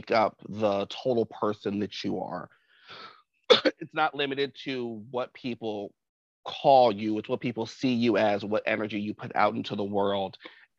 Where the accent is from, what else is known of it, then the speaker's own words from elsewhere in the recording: New Jersey, United States; also born or lived in Washington Heights, Manhattan, New York; now in New York, United States; I'm originally from New Jersey. I currently live in Washington Heights in Manhattan.